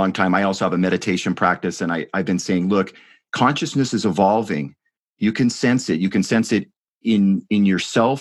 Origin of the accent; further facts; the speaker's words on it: United States; I am an American and live far from India